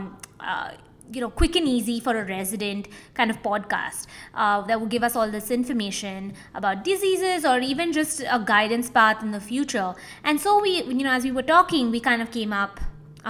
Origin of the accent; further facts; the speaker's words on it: Mumbai, Maharashtra, India; moved away as an adult; now in San Antonio, United States; I'm originally from Mumbai, India. I was born, raised, did medical school there.